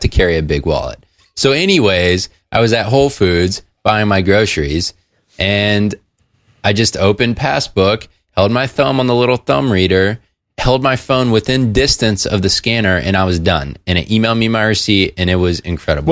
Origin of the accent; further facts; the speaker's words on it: Atlanta, Georgia, United States; Coke's in my hometown